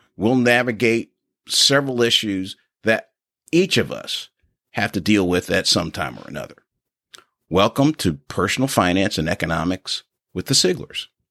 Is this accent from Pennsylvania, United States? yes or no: yes; Philadelphia, Pennsylvania, United States; now in Memphis, United States; I grew up in Philadelphia, Pennsylvania, and now reside in the Memphis area